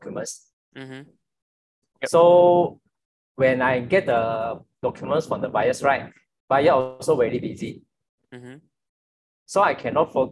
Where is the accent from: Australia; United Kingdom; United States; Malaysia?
Malaysia; Johor; I'm from Johor actually